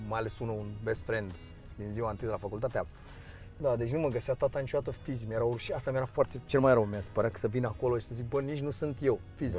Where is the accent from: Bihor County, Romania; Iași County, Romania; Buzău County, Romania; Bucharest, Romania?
Bucharest, Romania; Dristor; also born or lived in Aviației, Bucharest; M-am născut în Dristor și am, am locuit în Dristor până la, până la vârsta de... până în clasa a doua. În clasa a doua am mutat în aviație